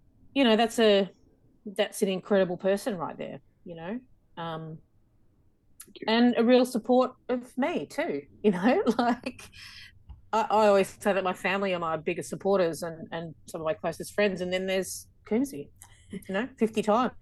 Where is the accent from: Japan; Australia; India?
Australia; accent: Aussie; my Aussie accent